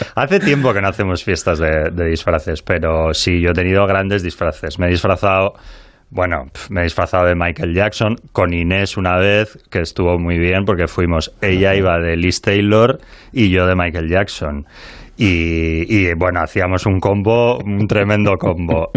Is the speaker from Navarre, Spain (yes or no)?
no; Bilbao, Basque Country, Spain; como bilbaíno